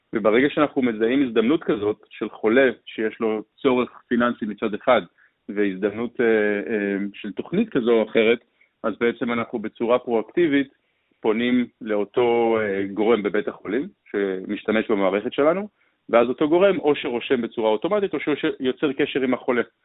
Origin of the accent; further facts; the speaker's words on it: Israel; בתור יזמים ישראלים